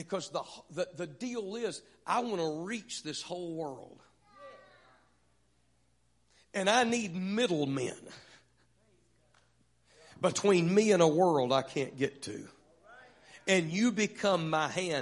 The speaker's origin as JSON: {"language": "English", "town": "Vidor", "region": "Texas", "country": "United States", "tie": "born or raised there", "said": "I grew up in Vidor, Texas."}